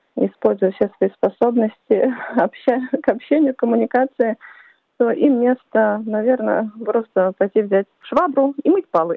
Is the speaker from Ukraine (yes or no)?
no; Czechia; now in Perth, Australia; Я родом из Чешской Республики, проживаю в Перте